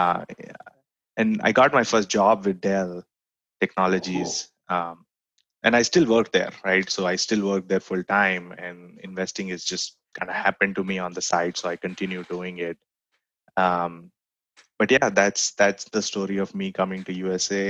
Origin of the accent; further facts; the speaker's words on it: Mumbai, Maharashtra, India; moved away as an adult; also born or lived in College Station, Texas; now in Austin, United States; I grew up in India, in Bombay specifically